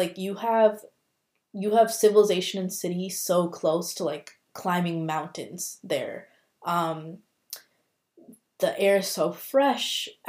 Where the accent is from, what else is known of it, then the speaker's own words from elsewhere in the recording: India; obviously I'm biased because I'm Indian